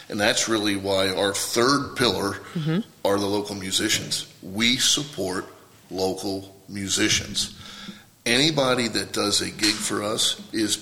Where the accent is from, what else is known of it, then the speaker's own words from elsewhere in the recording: Lewes, Delaware, United States; moved away as an adult; I was born and raised in Lewis, Delaware, just the other side of the Cape May Ferry.